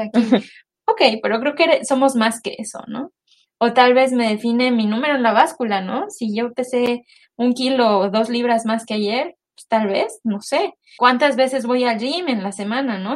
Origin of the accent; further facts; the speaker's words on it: Mexico; moved away as an adult; now in United States; soy una mexicana viviendo en Estados Unidos desde hace cuatro años